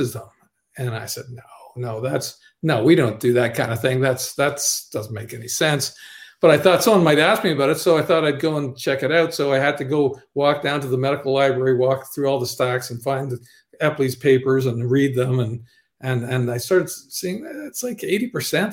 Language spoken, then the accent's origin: English; Ottawa, Ontario, Canada; also born or lived in Toronto; I'm from Ottawa originally